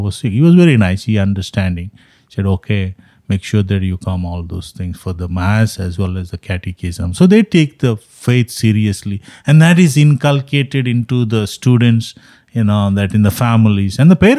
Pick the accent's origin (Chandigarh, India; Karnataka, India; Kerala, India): Karnataka, India; Mangalore; now in United States; South India, what I'm saying is in Mangalore, my hometown, that's what it is.